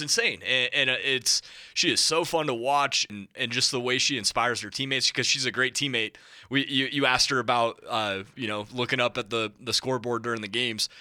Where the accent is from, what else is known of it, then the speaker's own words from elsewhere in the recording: Montana, United States; moved away; I'm from Montana